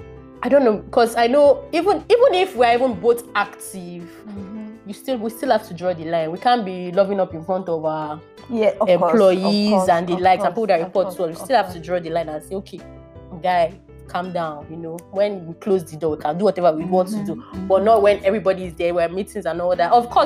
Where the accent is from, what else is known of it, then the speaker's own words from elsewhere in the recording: Nigeria; But as a Nigerian boss lady, you have to handle those things.